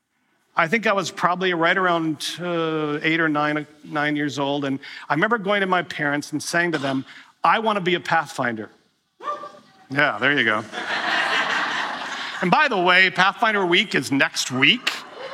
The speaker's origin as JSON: {"language": "English", "region": "Wisconsin", "country": "United States", "tie": "born or raised there", "said": "growing up in Wisconsin"}